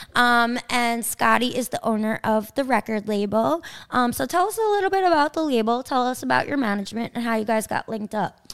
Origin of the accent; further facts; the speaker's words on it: Kings Park, New York, United States; I can't rep my town. I'm from Kings Park